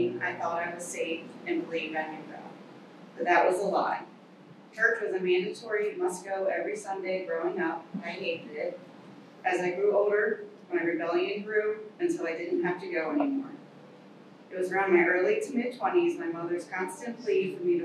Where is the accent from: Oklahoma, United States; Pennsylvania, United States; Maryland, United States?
Maryland, United States; I moved back to my hometown in Maryland